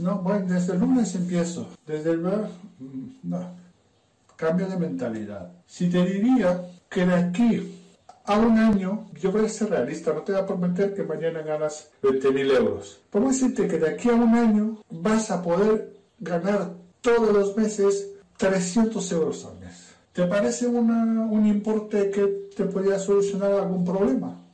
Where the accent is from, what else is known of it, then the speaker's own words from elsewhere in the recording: Romania; Spanish is a second language; moved away as an adult; now in Spain; soy rumano. Y he venido a España hace unos cuantos añitos. Todavía me notarás el acento